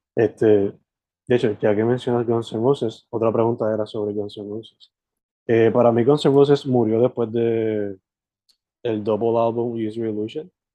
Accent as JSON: {"language": "Spanish", "area": "possibly Sabana Grande", "region": "southwest", "country": "Puerto Rico", "moved": "yes", "lives_now": "Carolina, Puerto Rico", "said": "Yo originalmente soy del West, del suroeste para ser específico"}